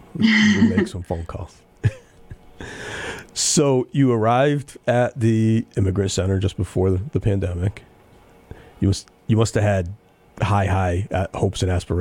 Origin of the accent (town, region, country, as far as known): Pittsfield, Massachusetts, United States; born or raised there